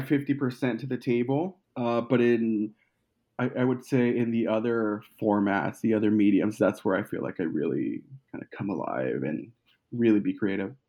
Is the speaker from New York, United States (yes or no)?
no; Colorado, United States; moved away as an adult; now in Los Angeles, United States; I'm originally from Colorado